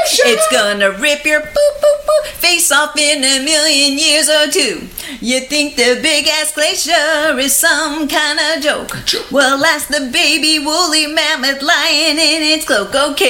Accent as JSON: {"language": "English", "region": "California", "country": "United States", "said": "from California."}